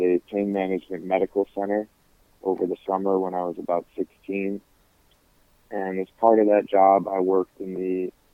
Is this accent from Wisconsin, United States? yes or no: no; Michigan, United States; also born or lived in North Carolina; my home state of Michigan